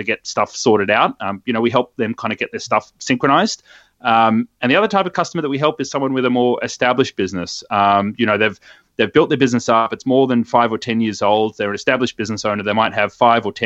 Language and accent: English; Sydney, New South Wales, Australia; Born and bred in Sydney, and I still call this place home as well